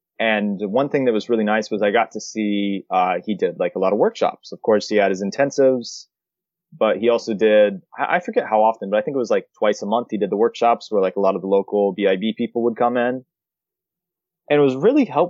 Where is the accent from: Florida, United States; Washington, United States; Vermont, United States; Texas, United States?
Florida, United States; moved away as an adult; now in Japan; I'm from Florida, so I do want to be like, remotely close to family